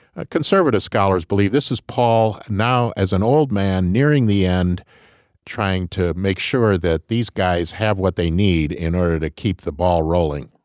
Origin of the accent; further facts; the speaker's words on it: Grand Rapids, Michigan, United States; I came from Grand Rapids, Michigan